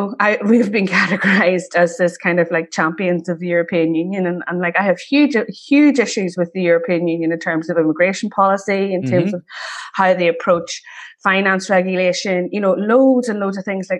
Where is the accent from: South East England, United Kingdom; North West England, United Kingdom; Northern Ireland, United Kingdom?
Northern Ireland, United Kingdom; South Armagh; also born or lived in Ballymun, Dublin; I grew up in around South Armagh